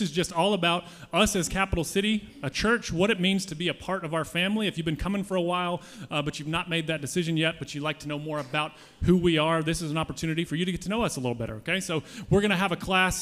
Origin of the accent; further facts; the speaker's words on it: United States; I'm an American